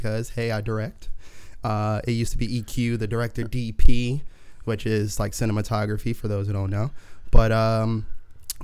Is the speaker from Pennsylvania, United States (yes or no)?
yes; Philadelphia, Pennsylvania, United States; moved away as an adult; now in Los Angeles, United States; growing up in Philly